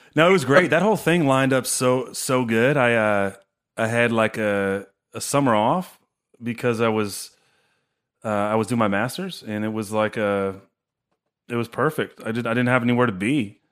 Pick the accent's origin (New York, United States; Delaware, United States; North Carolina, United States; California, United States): California, United States; Chico; I grew up in Chico